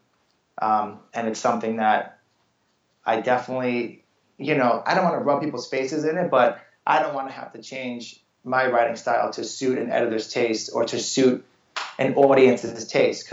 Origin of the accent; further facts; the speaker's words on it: New York City, New York, United States; I'm a New Yorker